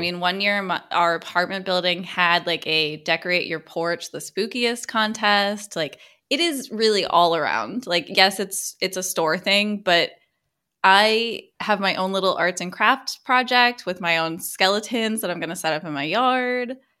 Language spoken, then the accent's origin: English; Mid-Atlantic United States, United States; growing up in the Mid-Atlantic of the United States